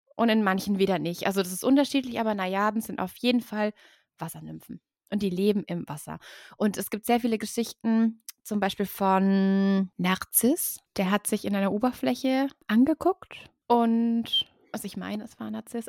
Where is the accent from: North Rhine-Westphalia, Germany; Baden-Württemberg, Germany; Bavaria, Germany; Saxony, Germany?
Baden-Württemberg, Germany; Und wir, Baden-Württemberg